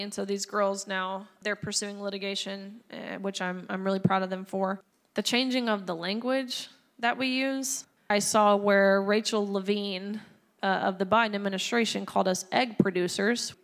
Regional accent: Tennessee, United States; my home state of Tennessee

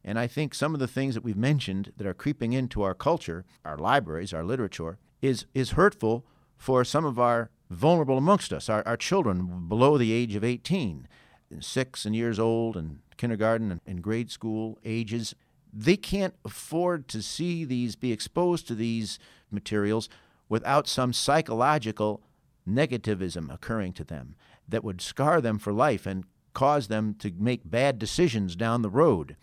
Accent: St. Charles, Illinois, United States; My hometown of Saint Charles is a, has traditionally been a very conservative bastion

